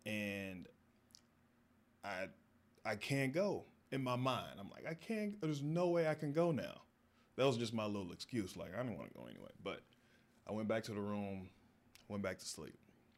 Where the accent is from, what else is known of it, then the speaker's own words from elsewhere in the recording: the South, United States; You know, I'm from the South, we all got, you know, but they were into that.